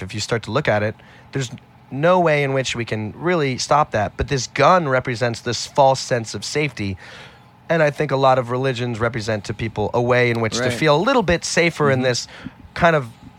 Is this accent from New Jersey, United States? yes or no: no; Manhattan, New York, United States; born there; But I was born in Manhattan.